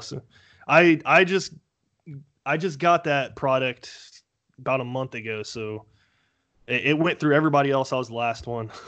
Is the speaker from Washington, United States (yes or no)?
no; Dayton, Ohio, United States; I'm from the Dayton, Ohio area